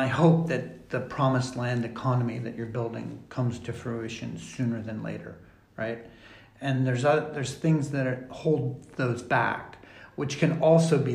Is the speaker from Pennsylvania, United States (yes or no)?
yes; Pennsylvania, United States; moved away; I'm from Pennsylvania